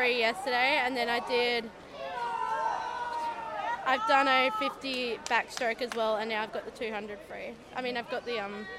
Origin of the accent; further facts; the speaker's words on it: Perth, Western Australia, Australia; also born or lived in Victoria; I'm from Armidale in Perth.